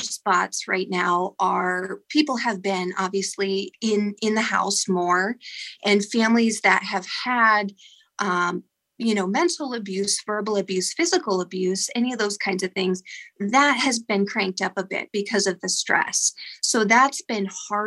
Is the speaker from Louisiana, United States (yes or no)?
no; Ashtabula, Ohio, United States; also born or lived in Meadville, Pennsylvania; I'm actually from Ashtabula, Ohio, and I'm a licensed professional counselor in Meadville, Pennsylvania